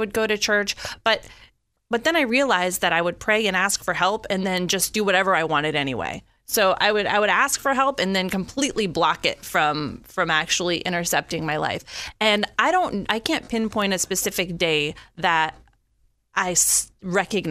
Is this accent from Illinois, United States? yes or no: yes; Peoria, Illinois, United States; also born or lived in Pittsburgh, Pennsylvania; now in Florida, United States; I'm from Illinois.